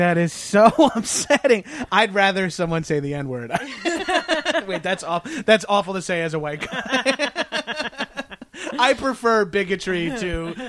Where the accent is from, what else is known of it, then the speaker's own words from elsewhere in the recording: Long Island, New York, United States; I'm Italian from Long Island